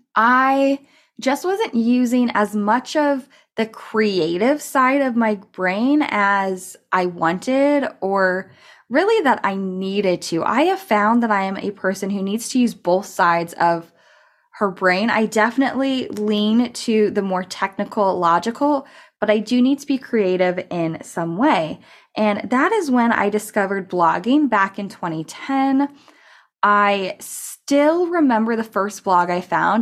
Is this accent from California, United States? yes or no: yes; California, United States; also born or lived in Colorado; I'm from California, and I started a community college here